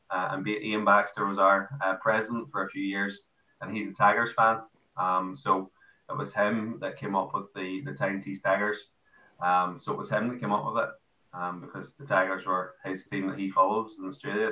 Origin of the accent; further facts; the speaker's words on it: Ireland; moved away as an adult; now in Newcastle, United Kingdom; I'm Irish